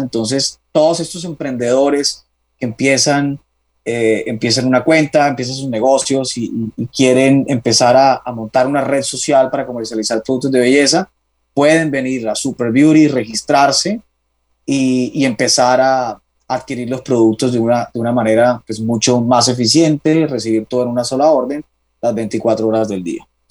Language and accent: Spanish; Cartagena, Bolívar, Colombia; now in Bogotá, Colombia; soy de Cartagena, tengo 32 años, ya hace bastante de esos 32 radicado en, Bogotá.